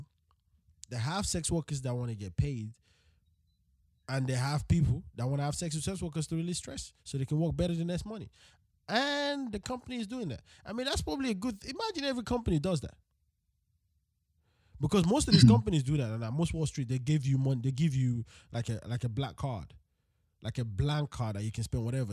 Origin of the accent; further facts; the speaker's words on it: Nigeria; as a Nigerian, which country is in Africa